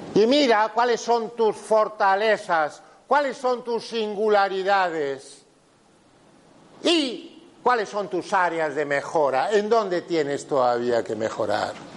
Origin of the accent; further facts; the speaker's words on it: Pontevedra, Galicia, Spain; yo soy de Pontevedra